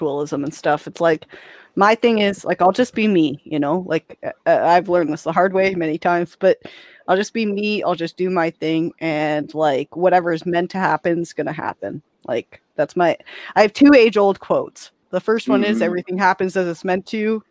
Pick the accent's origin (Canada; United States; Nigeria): Canada; being a Canadian filmmaker